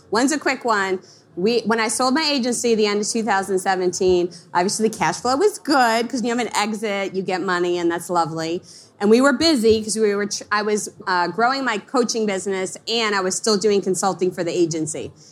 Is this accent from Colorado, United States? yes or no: no; Long Island, New York, United States; I grew up in Long Island, and when I started my company, I lived in a small town of Pennsylvania